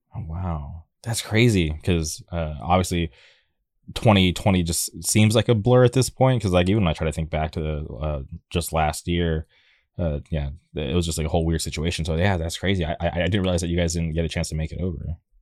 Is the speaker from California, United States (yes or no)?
yes; La Quinta, California, United States; now in Orange County, United States; I grew up in a city called La Quinta